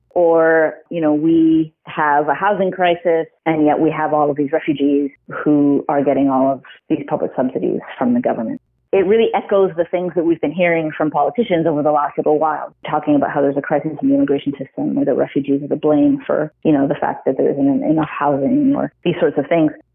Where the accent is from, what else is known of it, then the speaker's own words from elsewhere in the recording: Ontario, Canada; also born or lived in Ottawa; I grew up in Ontario